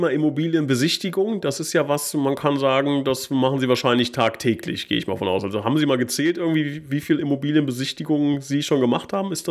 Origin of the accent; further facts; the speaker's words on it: Switzerland; dass man als, als Schweizer es schafft, äh, quasi beides hinzubekommen